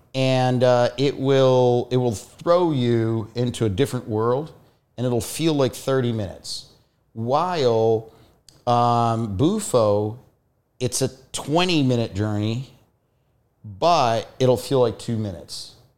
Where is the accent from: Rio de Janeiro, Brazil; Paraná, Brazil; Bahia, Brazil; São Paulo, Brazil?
Paraná, Brazil; Foz do Iguaçu; moved away; also born or lived in Curitiba, Brazil; I lived for many years in Curitiba, which is this, the capital of the state, but I was, I was born in the Iguazu Falls.